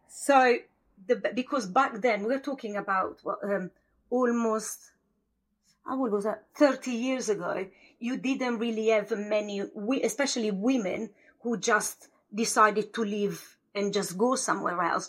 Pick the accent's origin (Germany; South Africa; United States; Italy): Italy; a village in northern Italy near Verona; English is a second language; moved away as an adult; also born or lived in London; now in United Kingdom; I'm from Italy, from a village of uh, 400 pound, well 400 pound, 400 people. Yeah. And my village, when I was young, wasn't even on the map